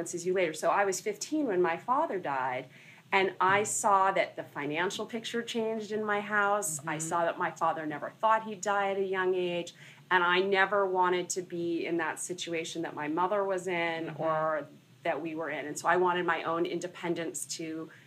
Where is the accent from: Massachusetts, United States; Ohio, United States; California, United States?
California, United States; Los Angeles; moved away as an adult; also born or lived in Santa Barbara; now in New York City, United States; I was born and raised in Los Angeles.